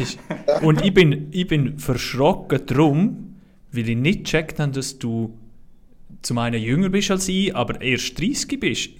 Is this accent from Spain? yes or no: no; Switzerland; wir Schweizer